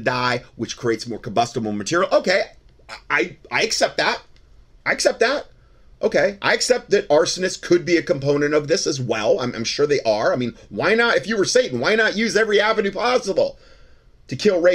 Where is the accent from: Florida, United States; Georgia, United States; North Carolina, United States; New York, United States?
Florida, United States; Southwest; growing up in Southwest Florida